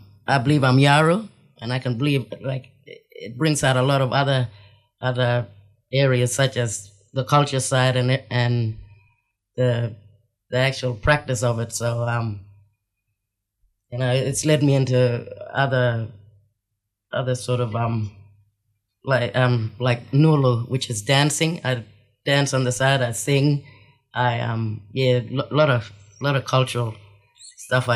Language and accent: English; Derby, Western Australia, Australia; now in Broome, Australia; I grew up in Derby, but I came back to Broome